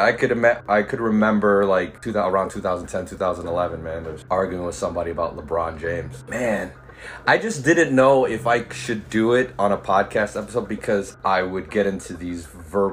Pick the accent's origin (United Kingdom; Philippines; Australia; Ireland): Philippines; also born or lived in Los Angeles, United States; I'm Filipino